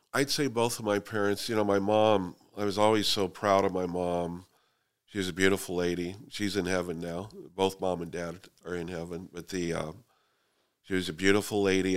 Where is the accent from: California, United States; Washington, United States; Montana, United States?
California, United States; Fresno; also born or lived in Sanger, California; I was born and raised in Fresno, Southeast Fresno